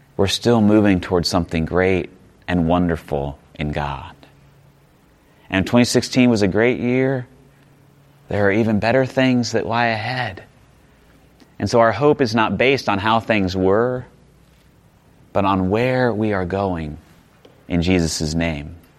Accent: Midwest, United States; I grew up in the Midwest, like just seeing, um, we would plant winter wheat

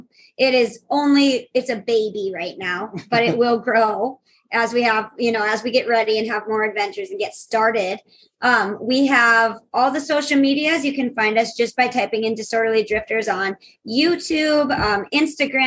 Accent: Belfield, North Dakota, United States; also born or lived in Dickinson, North Dakota; I'm originally from Belfield, which is a very small town. And then I lived in Dickinson for a long time.

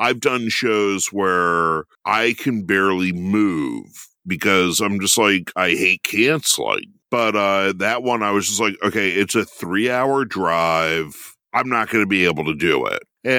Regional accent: Maryland, United States; now in Williamsport, United States; Yeah, I grew up in Howard County.

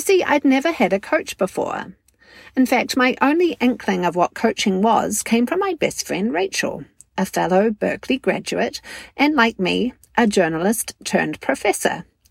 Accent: New Zealand; now in Wisconsin, United States; I'm a communications coach, a narrative coach, and a mental fitness coach from New Zealand based in the fine state of Wisconsin

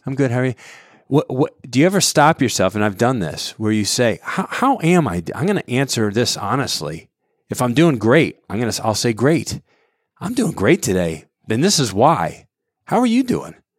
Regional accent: Southwest Connecticut, United States; I grew up in Connecticut, Southwest Connecticut

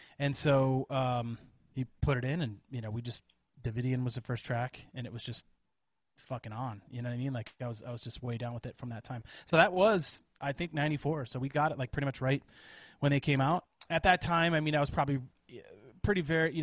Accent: Janesville, Wisconsin, United States; moved away; also born or lived in Colorado; I spent probably 7 years of my life growing up in Janesville, Wisconsin

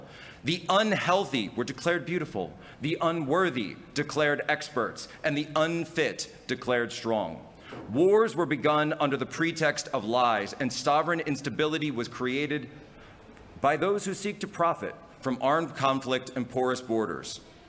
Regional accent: United States; I'm an American, but my family heritage is of Poland.

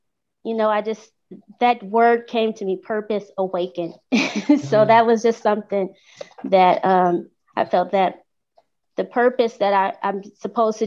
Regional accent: Los Angeles, California, United States; moved away as an adult; now in Texas, United States; I'm originally from Los Angeles, California

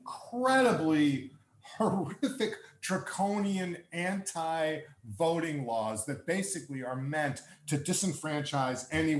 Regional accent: United States; also born or lived in Brooklyn; I'm an American

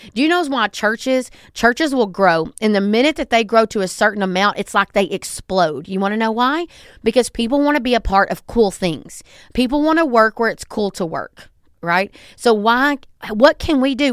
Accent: the South, United States; I'm from the South and I talk fast

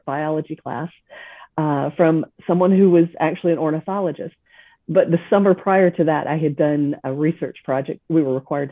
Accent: South Carolina, United States; also born or lived in Texas; now in Viera, United States; I grew up in South Carolina

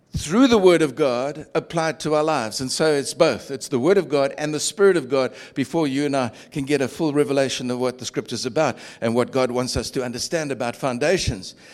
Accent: Durban, KwaZulu-Natal, South Africa; moved away; I grew up in Durban's beachfront

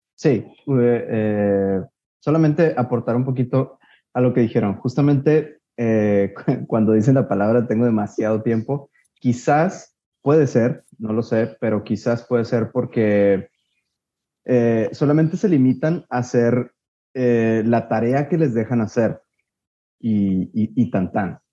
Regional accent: Guadalajara, Jalisco, Mexico; soy de Guadalajara

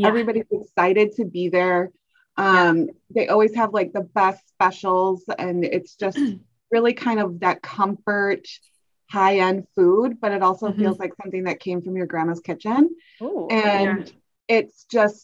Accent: Rosemount, Minnesota, United States; now in Hudson, United States; Rosemont, Minnesota.

